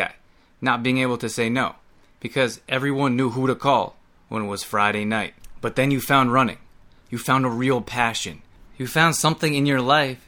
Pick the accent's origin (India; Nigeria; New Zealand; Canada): Canada; now in United States; I grew up in Canada, came down to the US